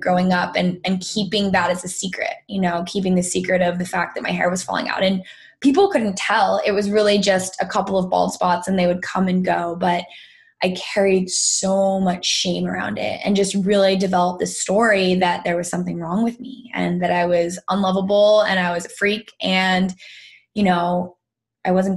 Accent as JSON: {"language": "English", "town": "Greenwich", "region": "Connecticut", "country": "United States", "tie": "born or raised there", "said": "I was born and raised in Greenwich, Connecticut."}